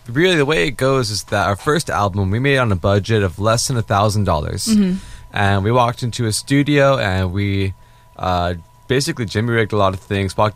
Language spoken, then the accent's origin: English; California, United States; I'm from California.